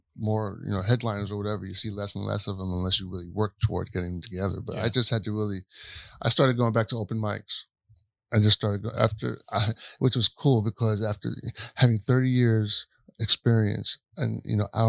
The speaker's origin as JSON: {"language": "English", "town": "New York City", "region": "New York", "country": "United States", "said": "I'm from Brooklyn"}